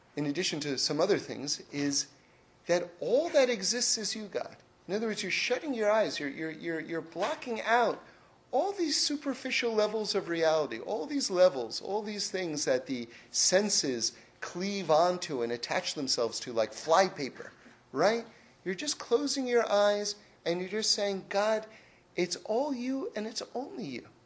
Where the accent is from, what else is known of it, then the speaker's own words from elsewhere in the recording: Northeast, United States; I grew up in the Northeast